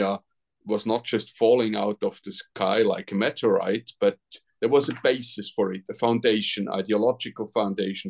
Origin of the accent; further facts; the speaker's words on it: Switzerland; I'm from Switzerland